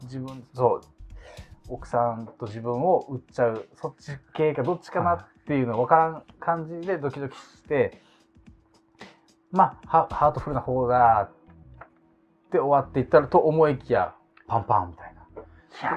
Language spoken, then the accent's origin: Japanese; Okinawa, Japan; やっぱ沖縄出身だし